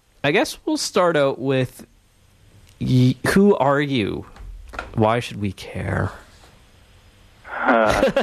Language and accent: English; Canada; I'm a Canadian